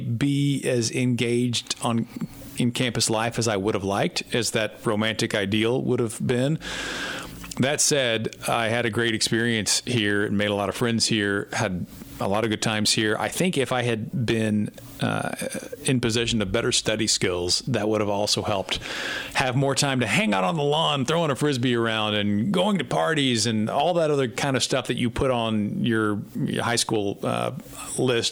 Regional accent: Fort Worth, Texas, United States; I was from Fort Worth

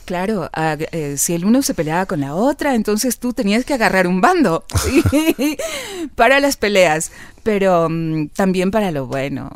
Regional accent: Quito, Pichincha, Ecuador; Yo nací aquí en Quito

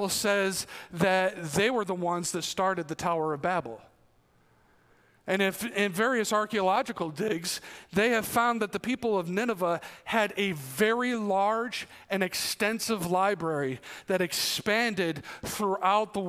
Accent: New York, United States; moved away; they found out I'm from New York and they're like, oh, New York City. No, not New York City. New York City's 250 miles away

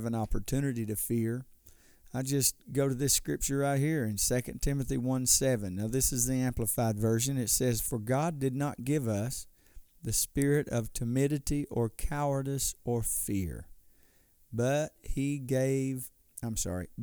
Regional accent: United States; As an American

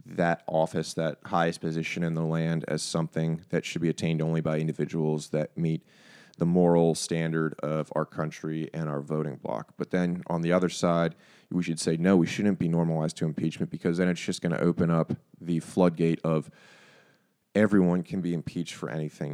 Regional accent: United States; as an American population

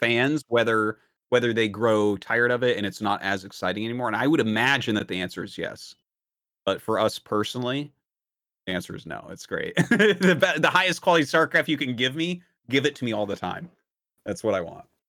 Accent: New Hampshire, United States; now in South Korea; I'm from New Hampshire

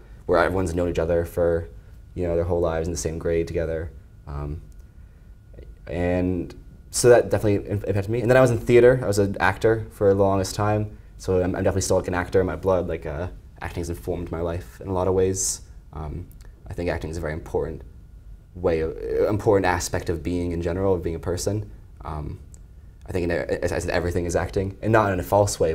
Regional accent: Swansea, Massachusetts, United States; Growing up as a kid, I grew up in Swansea, Massachusetts, which is right over the border from Providence

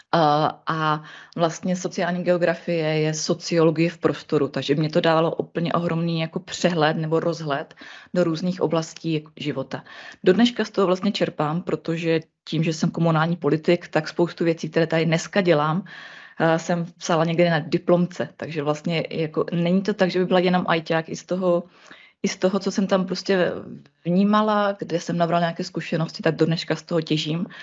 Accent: Ostrava region, Moravian-Silesian Region, Czechia; já jsem z Ostra-, z Ostravska

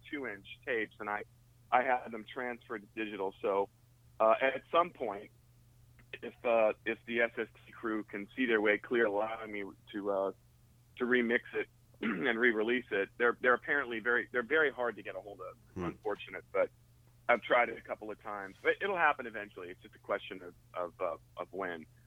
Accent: St. Louis, Missouri, United States; moved away; I'm from St. Louis

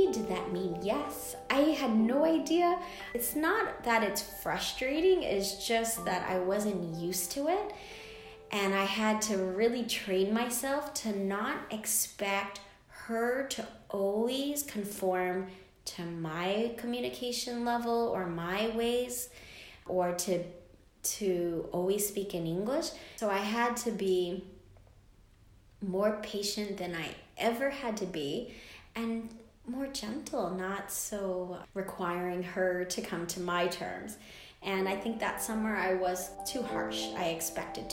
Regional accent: United States; I'm an American girl.

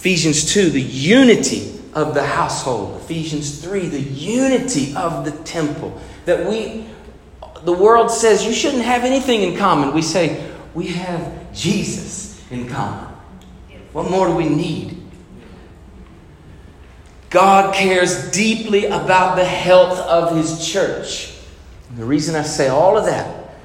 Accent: United States; I'm American, white, Caucasian

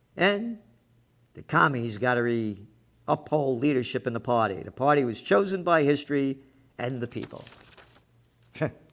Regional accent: United States; I'm an American

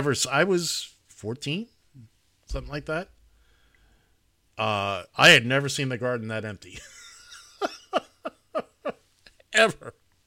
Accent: New York City, New York, United States; also born or lived in South Florida; I grew up here in New York City

